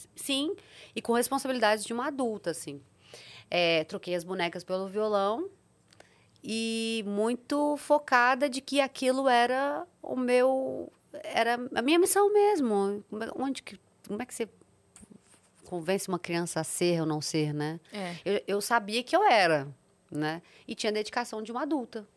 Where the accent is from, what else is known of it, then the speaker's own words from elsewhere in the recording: Serra do Cipó, Minas Gerais, Brazil; also born or lived in Sete Lagoas, Minas Gerais; eu nasci em Sete Lagoas, Minas Gerais, mas cresci às margens do Serra do Cipó